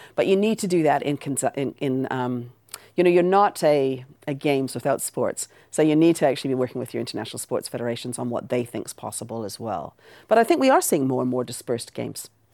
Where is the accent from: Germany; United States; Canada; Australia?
Canada; accent: Canadian; moved away; also born or lived in Aberdeen, Scotland / New Zealand; I was born in Aberdeen and I was raised in Canada, which is the accent.